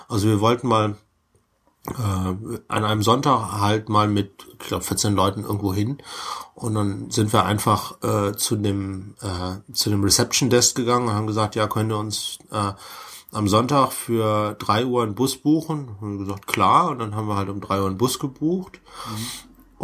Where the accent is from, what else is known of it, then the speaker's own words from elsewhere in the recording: Germany; als Deutscher